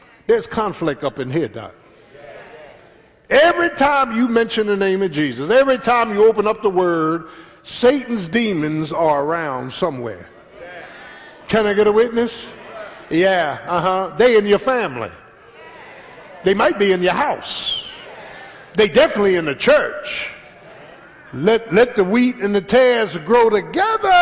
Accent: Philadelphia, Pennsylvania, United States; Growing up in South Philly, the hood, in the 60s

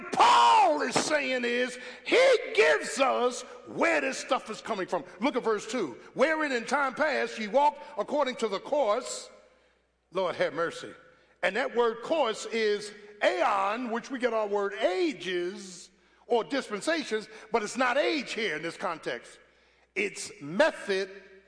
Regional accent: Philadelphia, Pennsylvania, United States

